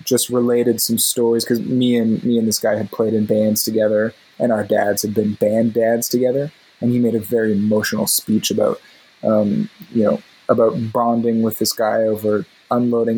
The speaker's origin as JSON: {"language": "English", "country": "Canada", "said": "I'm bad Canadian"}